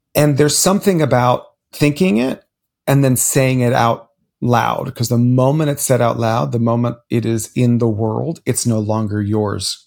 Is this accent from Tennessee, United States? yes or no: no; Miami, Florida, United States; as a Cuban child growing up in Miami, Florida, the child of immigrants